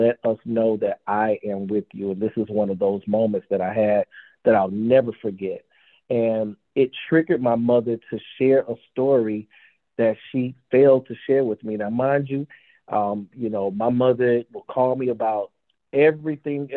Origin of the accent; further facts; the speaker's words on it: the South, Southern United States, United States; As a Southerner